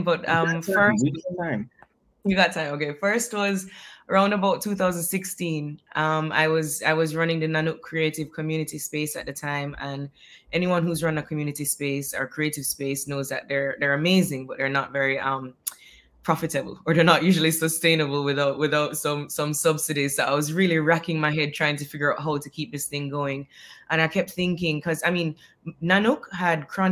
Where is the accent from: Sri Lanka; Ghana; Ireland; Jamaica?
Jamaica; moved away; also born or lived in Trinidad / Grenada / Australia; I moved away from Jamaica, as you mentioned, when I was younger